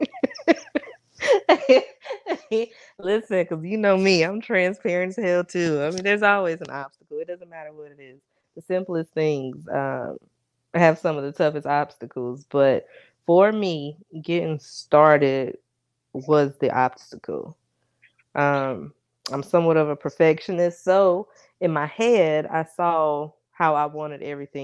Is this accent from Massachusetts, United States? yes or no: no; North Carolina, United States; I'm from North Carolina